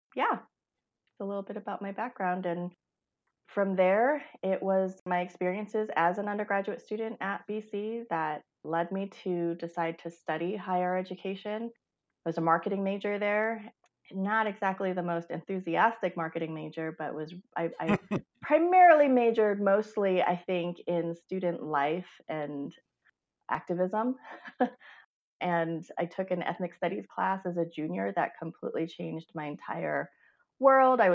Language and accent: English; Western Massachusetts, United States; moved away as an adult; now in Fort Collins, United States; I was born and raised in Massachusetts. My parents are Chinese immigrants from Hong Kong, and we somehow ended up in Western Massachusetts, so an hour and a half west of Boston.